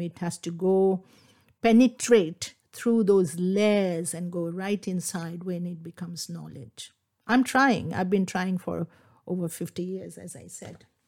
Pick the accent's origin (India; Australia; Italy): India; Kolkata, West Bengal; first language Bengali; English is a second language; moved away as an adult; now in England; I grew up in Calcutta, in Bengal